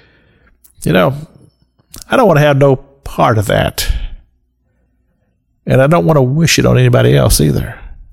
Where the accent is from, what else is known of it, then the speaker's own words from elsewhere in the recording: Kentucky, United States; we grew up in the Christian church in Kentucky